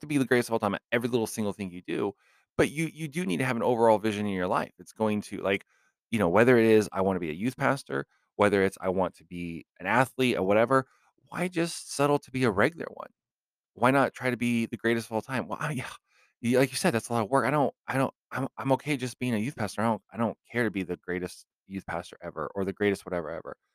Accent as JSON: {"language": "English", "town": "Los Angeles", "region": "California", "country": "United States", "tie": "born or raised there", "said": "I actually grew up in the L A area."}